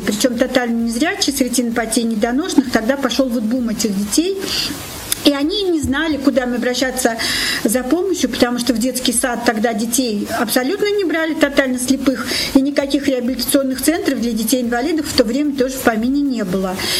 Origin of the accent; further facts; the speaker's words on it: Nizhny Novgorod, Nizhny Novgorod Oblast, Russia; also born or lived in Moscow / Kislovodsk; Я нижегородка, коренная. И всю большую часть своей жизни я прожила здесь.